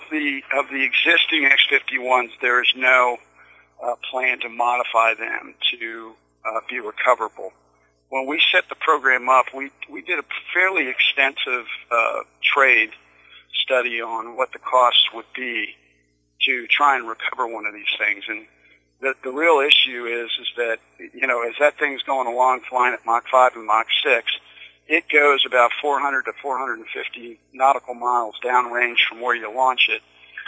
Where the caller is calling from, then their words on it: Washington, District of Columbia, United States; And then I'm actually calling from the Crystal Gateway here in D.C.